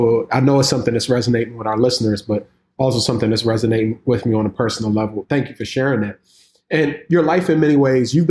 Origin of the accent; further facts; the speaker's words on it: Washington, District of Columbia, United States; I'm from Southeast DC.